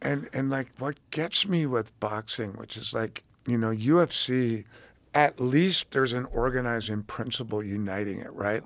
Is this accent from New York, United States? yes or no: yes; New York, United States; I'm from New York